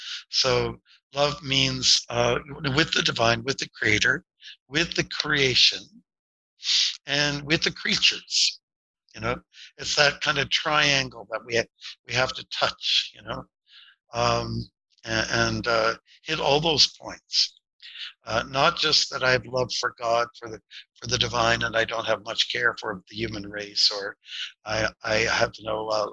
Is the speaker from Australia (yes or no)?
no; Windsor, Ontario, Canada; I was born and raised near Detroit on the Canadian side, and Detroit was going through it was not the summer of love, it was a summer of contempt